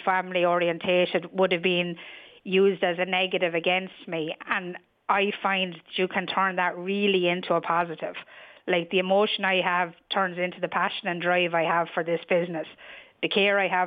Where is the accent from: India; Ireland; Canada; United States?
Ireland; New Ross, Leinster; moved away as an adult; also born or lived in London; I'm originally from New Ross